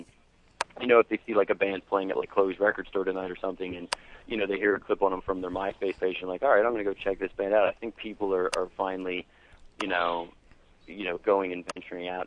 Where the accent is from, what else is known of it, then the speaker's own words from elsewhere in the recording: Perkasie, Pennsylvania, United States; I always say we're from Percy. I don't try to say, oh, yeah, we're from Philly. Because we're not